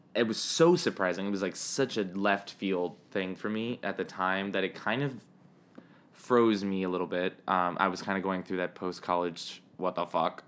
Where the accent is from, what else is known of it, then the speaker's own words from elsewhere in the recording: Miami, Florida, United States; moved away as an adult; also born or lived in New York; I'm from Miami. I moved to New York for college